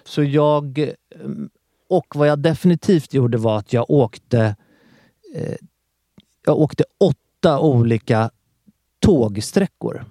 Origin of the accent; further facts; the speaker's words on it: Sweden; jag är svensk och inte italienare